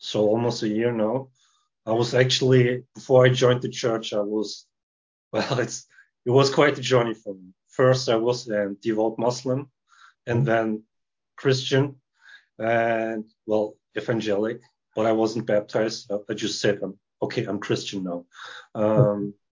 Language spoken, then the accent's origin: English; Germany; I'm born and raised in Germany.